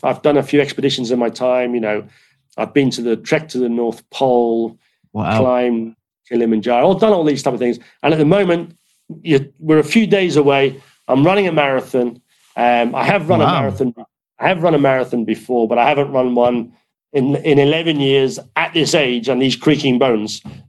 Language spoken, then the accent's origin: English; Ireland; But look, you know, I come from Ireland. I live in the British Isles.